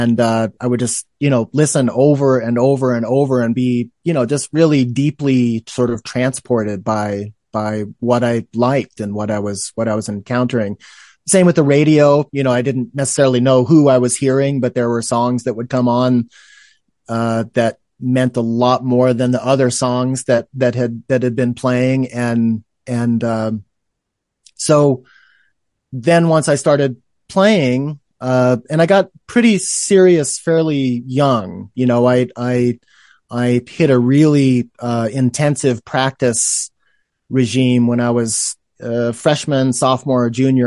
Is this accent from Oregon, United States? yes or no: yes; Oregon, United States; also born or lived in New York; now in Reno, United States; I'm originally from Oregon